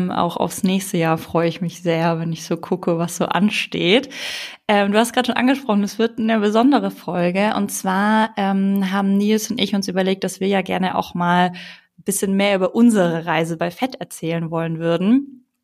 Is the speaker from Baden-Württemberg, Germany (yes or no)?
yes; Ulm, Baden-Württemberg, Germany; Also wenn ich halt auch daran denke, wie ich aufgewachsen bin. Ne? Ich komme aus Ulm, aus einem schwäbischen Haushalt.